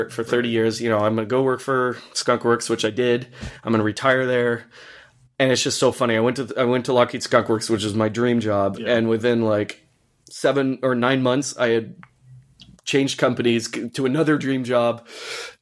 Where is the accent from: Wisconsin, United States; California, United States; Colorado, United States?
Colorado, United States; Boulder; I grew up in Boulder, Colorado